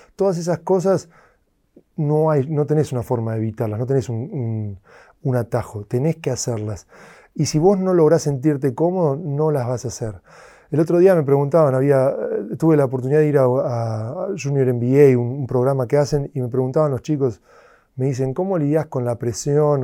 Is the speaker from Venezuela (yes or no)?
no; Argentina; moved away; estaba creciendo en Argentina